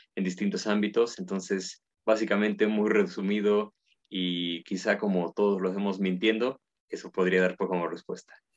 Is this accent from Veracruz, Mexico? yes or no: no; Puebla, Mexico; yo soy de Puebla y bueno, Puebla está en México, soy mexicano